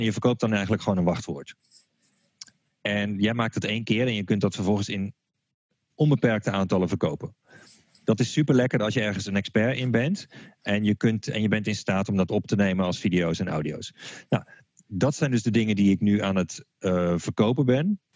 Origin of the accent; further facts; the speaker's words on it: Utrecht, Netherlands; zoals ze bij ons in Utrecht zeggen